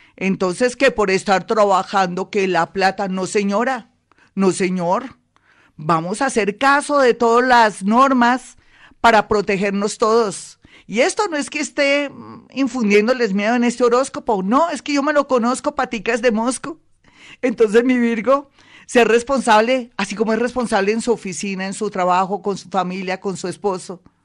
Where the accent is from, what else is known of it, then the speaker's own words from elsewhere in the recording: Colombia; nosotros los colombianos